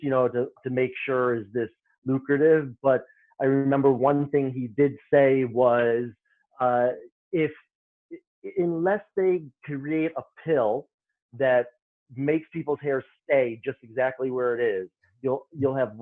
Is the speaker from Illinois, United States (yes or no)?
yes; Chicago, Illinois, United States; moved away as an adult; also born or lived in New York City; I'm originally from Chicago. I'm a Midwesterner